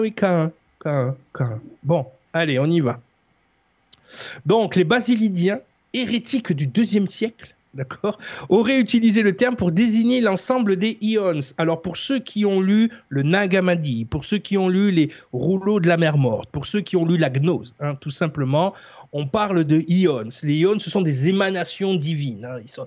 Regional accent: France; pour nous en tant que Français

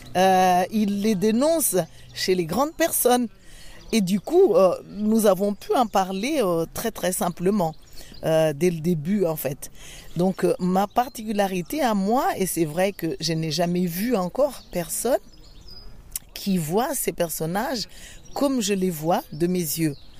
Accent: Madagascar; Je suis originaire de Madagascar

